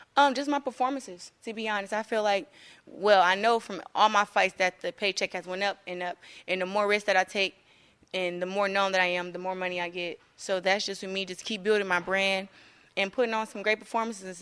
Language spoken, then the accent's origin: English; Flint, Michigan, United States; I'm, like, the hope for my town